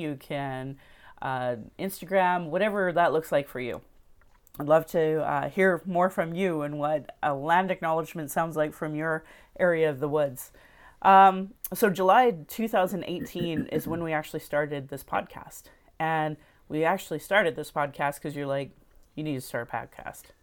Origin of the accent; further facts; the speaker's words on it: Sylvan Lake, Alberta, Canada; also born or lived in Calgary; my husband and I grew up in Sylvan Lake, Alberta